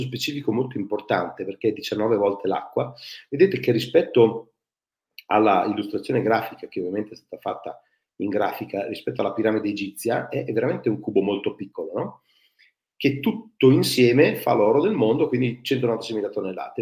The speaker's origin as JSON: {"language": "Italian", "town": "Ferrara", "region": "Emilia-Romagna", "country": "Italy", "tie": "born or raised there", "said": "sono nato a Ferrara"}